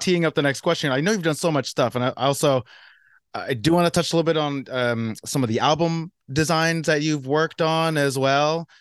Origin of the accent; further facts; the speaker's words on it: South Orange, New Jersey, United States; now in Brooklyn, United States; South Orange. I was actually born